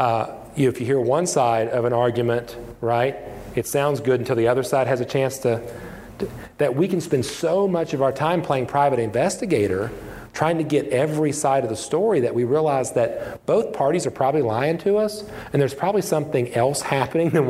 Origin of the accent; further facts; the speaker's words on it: West Virginia, United States; moved away; also born or lived in Indiana; I grew up in West Virginia.